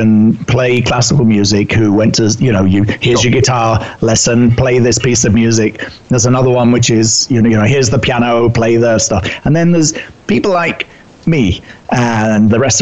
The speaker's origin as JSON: {"language": "English", "country": "United Kingdom", "also_born_or_lived": "New York City", "accent": "British", "moved": "as an adult", "said": "You can tell by my accent, I'm originally British"}